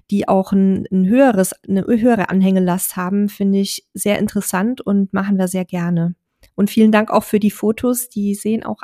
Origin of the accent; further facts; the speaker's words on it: Saxony-Anhalt, Germany; Wir kommen aus Sachsen-Anhalt, waren mittlerweile elektrisch an der Nordsee, der Ostsee, Norwegen, Kroatien, Frankreich, Österreich, Slowenien, Dänemark und Schweden.